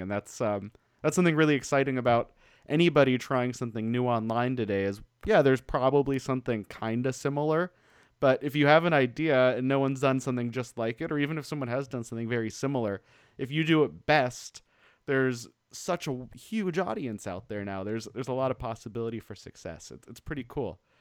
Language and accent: English; Denver, Colorado, United States; also born or lived in Portland, Oregon; now in Ventura, United States; I grew up in Denver